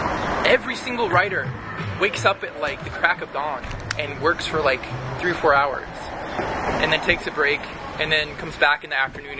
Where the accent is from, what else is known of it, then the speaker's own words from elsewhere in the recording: Seattle, Washington, United States; also born or lived in Los Angeles; I grew up